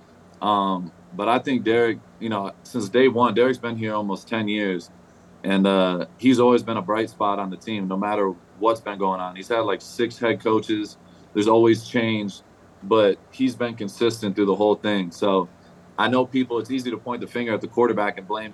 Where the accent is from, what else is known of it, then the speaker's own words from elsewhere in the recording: Michigan, United States; I grew up in Michigan.